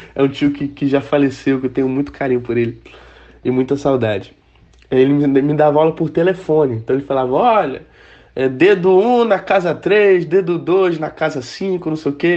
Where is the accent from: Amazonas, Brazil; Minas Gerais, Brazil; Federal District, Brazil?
Amazonas, Brazil; Manaus; eu nasci em Manaus, Amazonas, ainda resido aqui